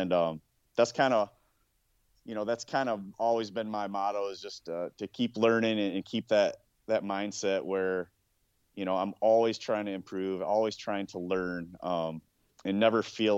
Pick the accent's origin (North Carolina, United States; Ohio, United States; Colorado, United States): Ohio, United States; in my home state. Even in Ohio